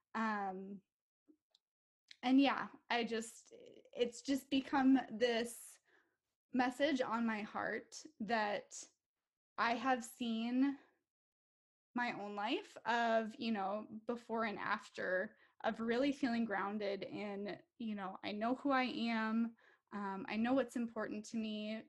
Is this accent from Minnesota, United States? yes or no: yes; Minnesota, United States; I am from Minnesota. So, I live here with my five year old daughter